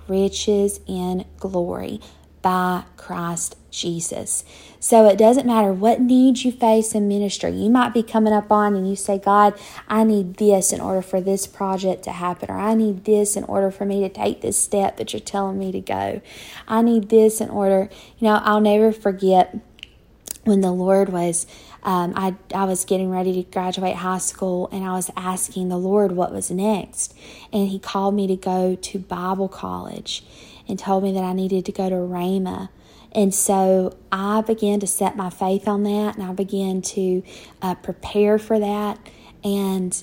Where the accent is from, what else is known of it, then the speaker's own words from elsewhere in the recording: Douglas, Georgia, United States; moved away as an adult; also born or lived in Tulsa, Oklahoma; I never lived anywhere but my hometown of Douglas, Georgia. Grew up there